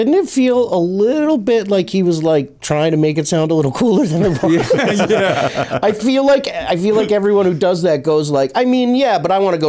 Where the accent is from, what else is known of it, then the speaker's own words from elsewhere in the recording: Eastchester, New York, United States; moved away as an adult; also born or lived in Manhattan, New York / Brooklyn, New York; now in Los Angeles, United States; I always say I grew up in New York. I lived in Westchester County in a town called Eastchester.